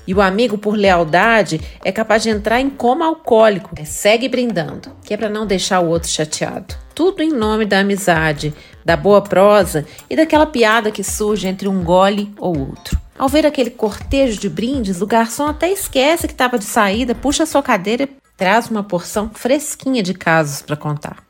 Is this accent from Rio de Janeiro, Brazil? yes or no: no; Minas Gerais, Brazil; eu sou mineira